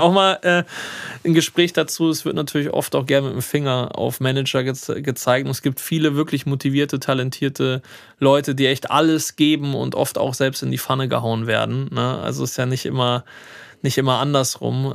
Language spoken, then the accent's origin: German; Hanover, Lower Saxony, Germany; moved away; in Hannover, meine Heimatstadt